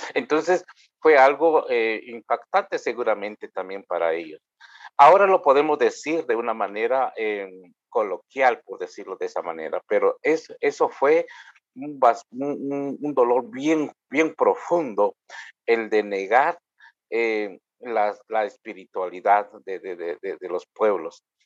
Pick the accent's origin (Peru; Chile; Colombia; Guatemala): Guatemala; first language K'iche'; Spanish is a second language; indígena maya quiché, y inicié las palabras con mi idioma materno, eh, eh bien, además de ello, eh, soy sacerdote anglicano ah, y vivo acá en Guatemala